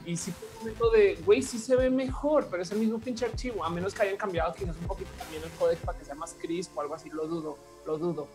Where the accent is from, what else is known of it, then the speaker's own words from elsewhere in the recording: Mexico; en México tenemos internet móvil rebarato